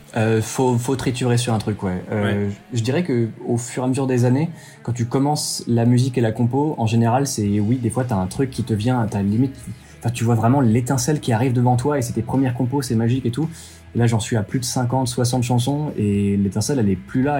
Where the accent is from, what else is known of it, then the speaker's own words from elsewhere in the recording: France; on est français